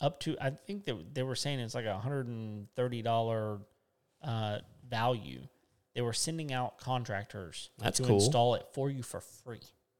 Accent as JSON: {"language": "English", "country": "Australia", "said": "Being an Aussie, I will. I've had one."}